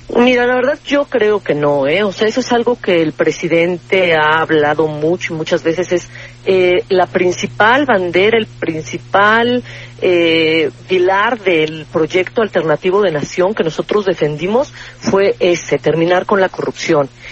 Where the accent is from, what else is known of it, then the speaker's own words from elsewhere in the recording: Mexico; todos los que somos mexicanos y vivimos en México